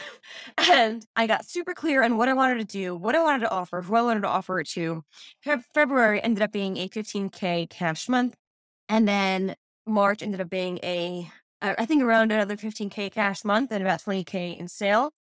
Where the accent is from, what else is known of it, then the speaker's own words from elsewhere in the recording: New York, United States; now in Israel; I'm originally from New York, but I live in Israel now